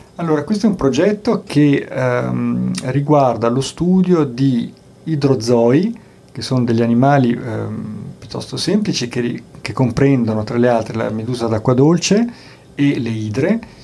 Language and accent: Italian; Bolzano, Trentino-Alto Adige, Italy; sono nato a Bolzano, sono di Bolzano